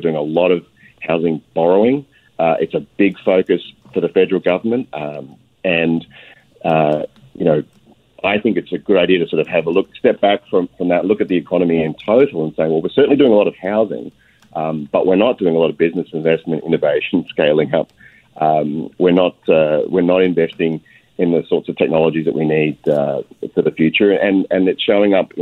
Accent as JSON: {"language": "English", "country": "Australia", "moved": "yes", "lives_now": "Canada", "said": "You can probably tell from my accent, I hail from overseas, from Australia"}